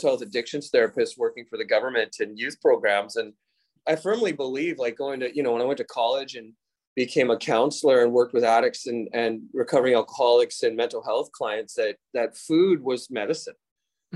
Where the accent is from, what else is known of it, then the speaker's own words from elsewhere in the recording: Ladner, British Columbia, Canada; also born or lived in Tsawwassen, British Columbia / Vancouver, British Columbia; And I grew up in Ladner, British Columbia, Tawasin, British Columbia